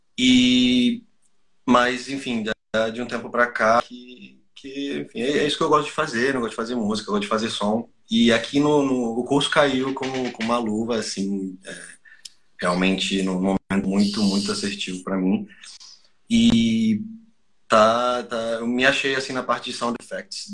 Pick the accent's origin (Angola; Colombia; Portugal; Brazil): Colombia; Portuguese is a second language; moved away; Eu sou colombiano, não sou brasileiro